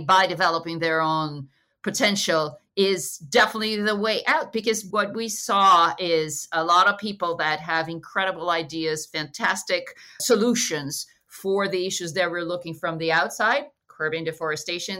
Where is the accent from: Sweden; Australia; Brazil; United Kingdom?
Brazil; Rio de Janeiro; I am Brazilian, but I'm from Rio